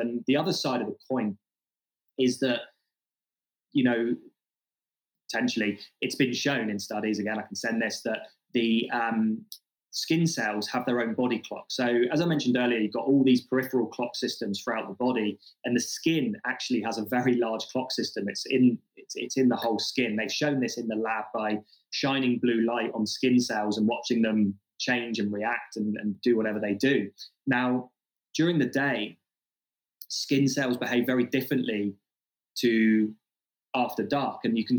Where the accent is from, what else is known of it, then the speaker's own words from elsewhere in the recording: Australia; I'm from Australia. We have the highest, or some of the highest skin cancer rates in the world. And sunscreen use is huge in Australia.